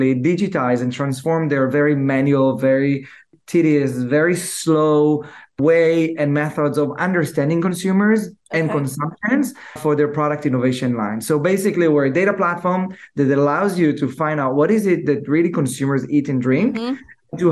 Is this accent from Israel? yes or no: yes; Israel; I'm born and raised in Israel.